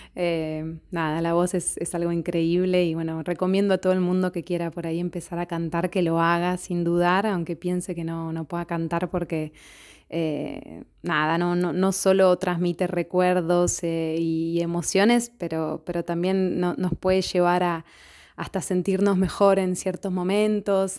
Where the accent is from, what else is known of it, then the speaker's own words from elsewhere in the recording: Buenos Aires, Argentina; moved away as an adult; now in Rome, Italy; soy una cantautora argentina de Buenos Aires. En este momento estoy viviendo en Roma